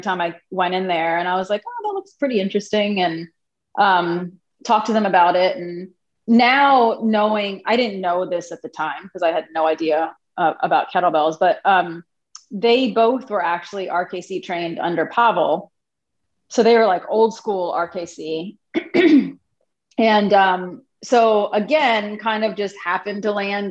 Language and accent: English; Alexandria, Virginia, United States; also born or lived in Brooklyn, New York; I grew up in Alexandria, so I'm local